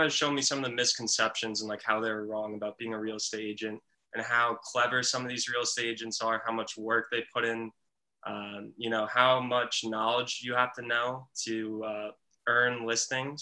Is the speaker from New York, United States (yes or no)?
yes; Westhampton Beach, New York, United States; I grew up in West Hampton Beach, New York, which is the western part of the Hamptons